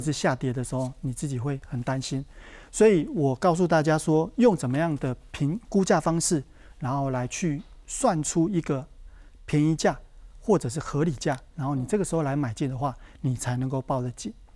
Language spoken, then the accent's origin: Chinese; southern Taiwan, Taiwan; 我是在南部出生的小朋友